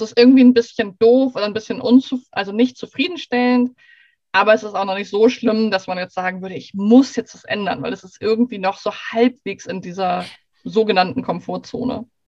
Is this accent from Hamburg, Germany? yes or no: yes; Hamburg, Germany; gebürtige Hamburgerin, aber gerade sage ich aus Schweden Hallo